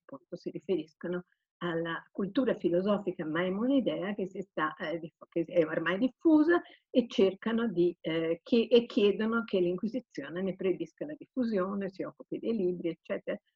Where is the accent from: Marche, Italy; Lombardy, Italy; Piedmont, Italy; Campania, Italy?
Piedmont, Italy; Turin; moved away; io sono torinese quindi ogni tanto rifrequento il mio mondo torinese